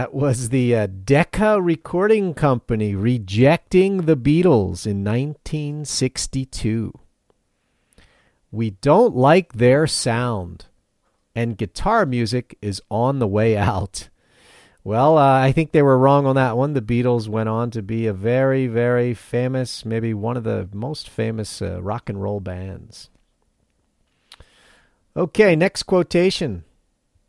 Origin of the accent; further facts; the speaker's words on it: Philadelphia, Pennsylvania, United States; moved away as an adult; now in Matsumoto, Japan; where I grew up in the Philadelphia area